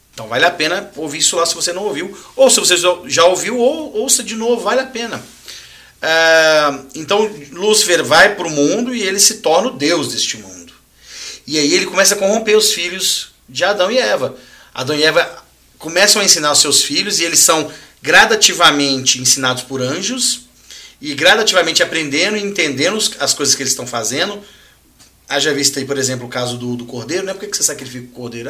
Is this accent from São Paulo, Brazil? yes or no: no; Minas Gerais, Brazil; de onde nós somos aqui de Minas